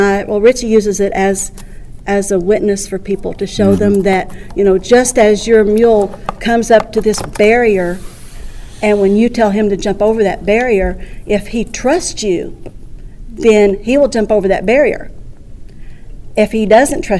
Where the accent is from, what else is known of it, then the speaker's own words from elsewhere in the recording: Centerville, Missouri, United States; I'm from Centerville, Missouri